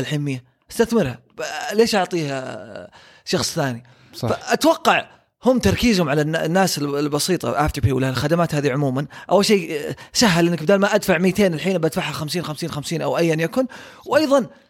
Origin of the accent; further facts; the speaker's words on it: Saudi Arabia; عندنا في السعوديه